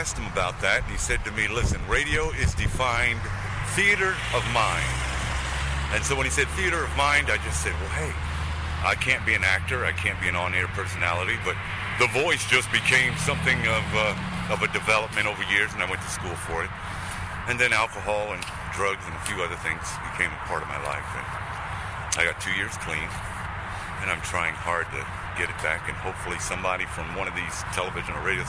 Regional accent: New York City, New York, United States; moved away; I was born and raised in Brooklyn, New York

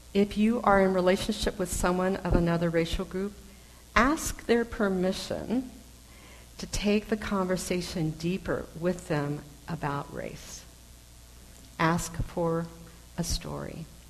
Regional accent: United States; I am intensely aware that I'm Chinese American

